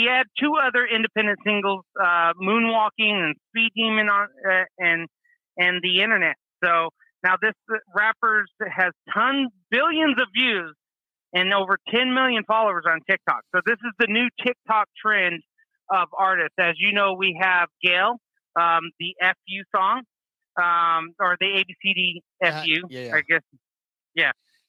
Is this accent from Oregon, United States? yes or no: yes; Oregon, United States; I'm from Oregon.